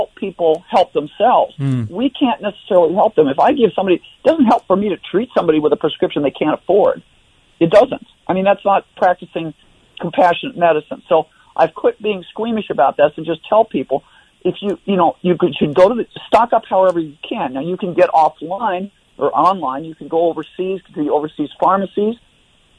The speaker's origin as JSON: {"language": "English", "region": "Iowa", "country": "United States", "tie": "born or raised there", "said": "I grew up in Iowa"}